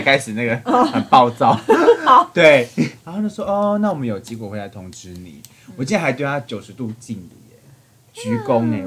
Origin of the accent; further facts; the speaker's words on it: southern Taiwan, Taiwan; 我是南部的小朋友